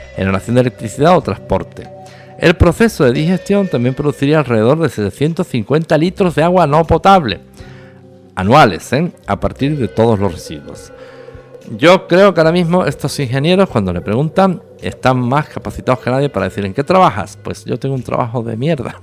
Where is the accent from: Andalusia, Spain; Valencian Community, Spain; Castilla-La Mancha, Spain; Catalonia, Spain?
Andalusia, Spain; La Línea de la Concepción; En la pequeña ciudad donde yo nací, la línea de la Concepción, cercana a Gibraltar